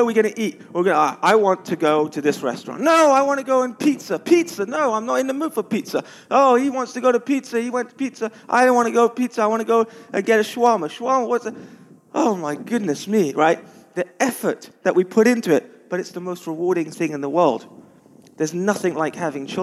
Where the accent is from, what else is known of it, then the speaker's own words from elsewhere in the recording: London, United Kingdom; I'm from London